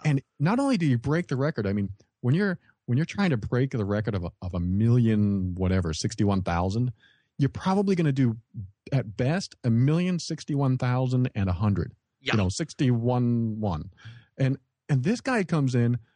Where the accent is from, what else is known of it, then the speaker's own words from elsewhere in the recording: New Hampshire, United States; I grew up around Fun Spot.